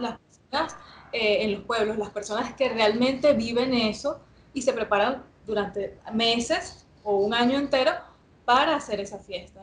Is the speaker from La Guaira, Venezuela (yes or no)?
yes; La Guaira, Venezuela; yo soy de La Guaira y, bueno, durante mucho tiempo eh, mis padres me llevaban a las costas, a las diferentes fiestas de, La Guaira